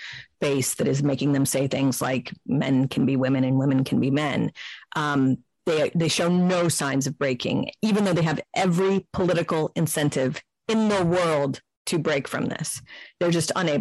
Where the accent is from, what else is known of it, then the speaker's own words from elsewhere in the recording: Central Valley, California, United States; moved away; I grew up in the Central Valley, which is, you know, incredibly rural